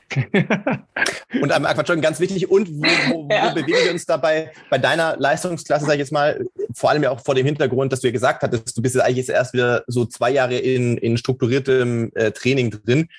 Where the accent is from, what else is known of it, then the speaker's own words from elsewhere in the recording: Sindelfingen, Baden-Württemberg, Germany; moved away; ich bin in, äh, im, im Schwäbischen groß geworden